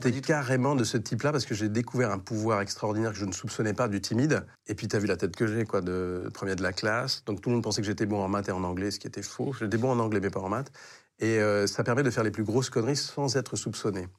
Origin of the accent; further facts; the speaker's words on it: Paris, Île-de-France, France; je, suis né à Paris 15e